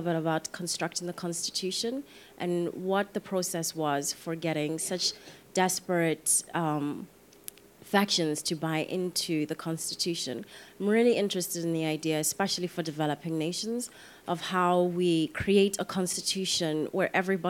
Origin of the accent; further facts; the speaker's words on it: Soweto, Gauteng, South Africa; I'm from here. I'm from Soweto.